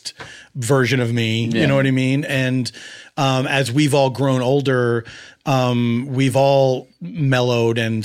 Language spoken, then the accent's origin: English; Philadelphia, Pennsylvania, United States; I grew up in Philadelphia in a neighborhood called Mount Airy